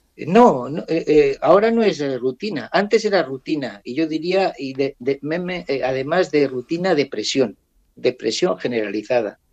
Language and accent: Spanish; San García de Ingelmos, Castile and León, Spain; now in Gabon; de vacaciones en San García de Ingelmos, en, en mi pueblo, en Ávila